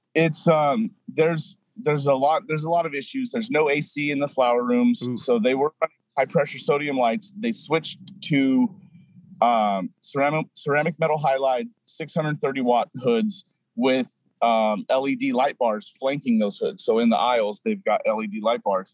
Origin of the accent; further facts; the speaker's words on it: Apple Valley, California, United States; moved away as an adult; also born or lived in Los Angeles, California; now in Seattle, United States; I was born and raised in Apple Valley, California, uh, about an hour and a half northeast